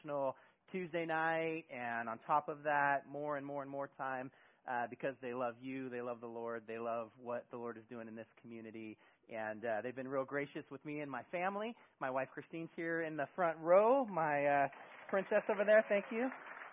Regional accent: Bay Area, California, United States; moved away as an adult; now in Eugene, United States; I am originally from California in the Bay Area

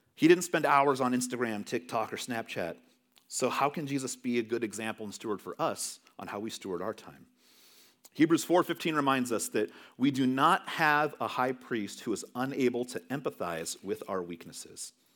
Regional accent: California, United States; moved away; growing up in California

